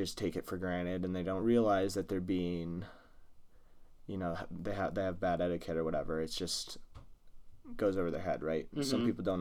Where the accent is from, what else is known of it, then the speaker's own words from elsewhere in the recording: Midwest, United States; We're just from Midwestern